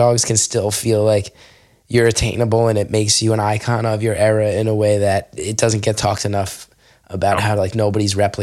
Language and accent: English; Verona, New Jersey, United States; now in Los Angeles, United States; I grew up around Verona kids.